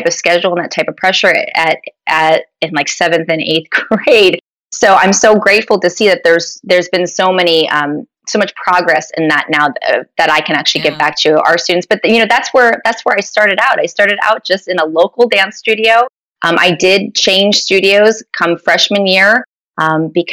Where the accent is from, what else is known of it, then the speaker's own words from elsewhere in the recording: Sparta, New Jersey, United States; moved away as an adult; also born or lived in Pittsburgh, Pennsylvania; now in Florida, United States; I grew up in North New Jersey in a small town called Sparta, New Jersey.